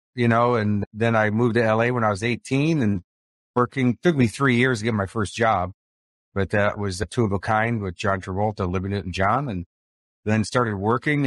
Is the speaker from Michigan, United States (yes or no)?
no; Chicago, Illinois, United States; accent: Chicago; now in Sunshine Coast, Australia; I'm talking to you from the Sunshine Coast of Australia, but if you'll recognize my accent, it's more from Chicago.